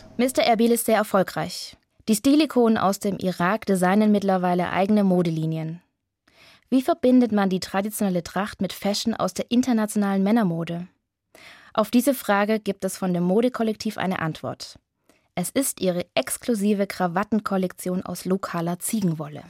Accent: Germany; Ich bin aus Deutschland

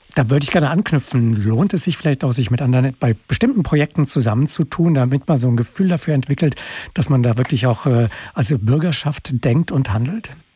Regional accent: Hesse, Germany; als ähm, Durchschnittshesse

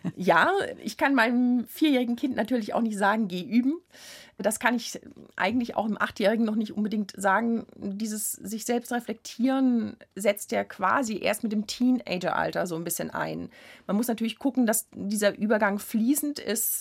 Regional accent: Worms, Rhineland-Palatinate, Germany; Ich komme aus der Stadt Worms. Zu der damaligen Zeit gab es keine Jugendmusikschule in diesem Sinne

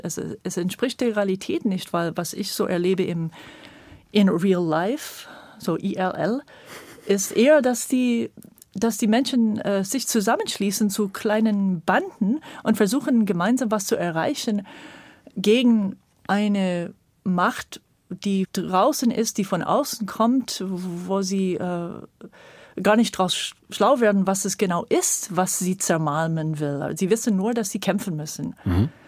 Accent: California, United States; German is a second language; moved away as an adult; now in Brandenburg, Germany; Also, ich bin in Kalifornien geboren und habe sehr früh diese Mammutbäume in Kalifornien und so als kleines Kind schon erlebt

